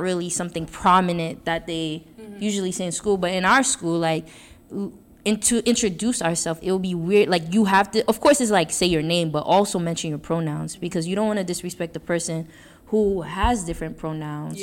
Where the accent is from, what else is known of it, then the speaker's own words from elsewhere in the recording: New York City, New York, United States; moved away as an adult; coming from Brooklyn